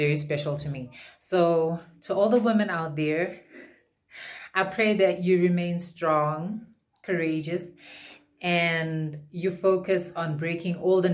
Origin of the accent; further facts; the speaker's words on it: Harare, Zimbabwe; I'm from Harare, Zimbabwe